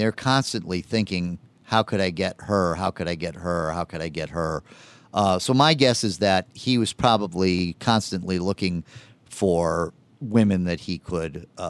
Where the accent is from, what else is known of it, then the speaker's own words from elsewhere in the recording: California, United States; I grew up in California, and I remember when the Hillside Strangler case in the late 70s, very scary.